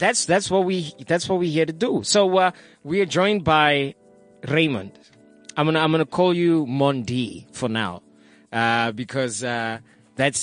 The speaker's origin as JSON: {"language": "English", "town": "Soweto", "region": "Gauteng", "country": "South Africa", "tie": "born or raised there", "said": "Growing up in Soweto"}